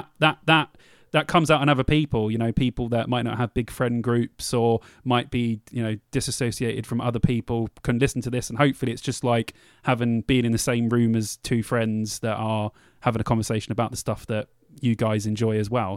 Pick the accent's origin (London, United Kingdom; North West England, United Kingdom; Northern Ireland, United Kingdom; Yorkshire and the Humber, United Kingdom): London, United Kingdom; moved away; I'm from London